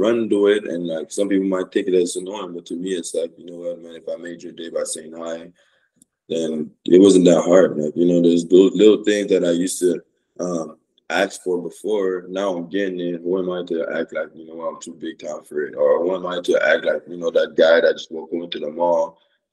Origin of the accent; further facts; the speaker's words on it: Canada; moved away; also born or lived in Oregon; I grew up to Canada